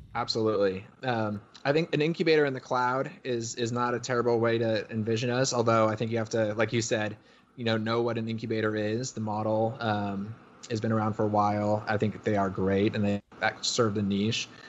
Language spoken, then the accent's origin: English; Connecticut, United States; I grew up in Connecticut.